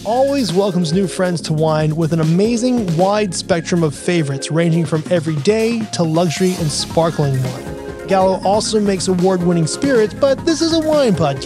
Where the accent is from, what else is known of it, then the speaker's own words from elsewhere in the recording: United States; I'm an American